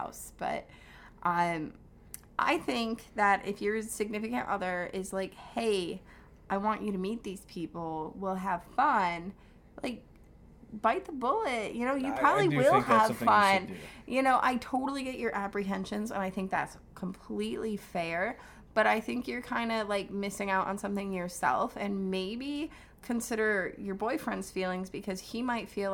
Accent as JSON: {"language": "English", "region": "New York", "country": "United States", "tie": "born or raised there", "moved": "as an adult", "lives_now": "Kentucky, United States", "said": "I grew up in New York, lived there my whole life, and I moved to Kentucky"}